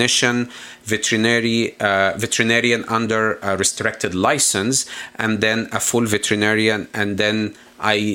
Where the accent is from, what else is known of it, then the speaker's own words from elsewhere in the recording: Egypt; moved away as an adult; also born or lived in Quebec, Canada; now in St. Catharines, Canada; So I am originally from Egypt. Born in Egypt, came here as an immigrant to Canada 15 years ago.